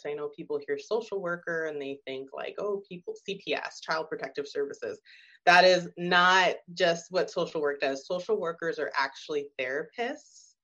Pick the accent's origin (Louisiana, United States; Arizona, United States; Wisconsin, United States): Arizona, United States; I'm from Arizona